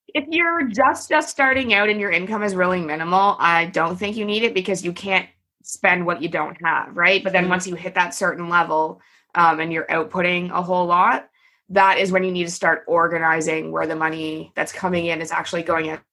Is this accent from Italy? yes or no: no; Canada; I'm Canadian, by the way, and so is my company